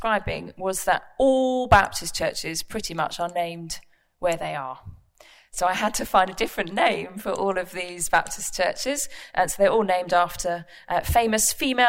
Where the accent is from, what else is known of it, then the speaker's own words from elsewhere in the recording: London, United Kingdom; moved away; also born or lived in Buckhurst Hill / Woolwich / New Southgate; I was born and raised in East London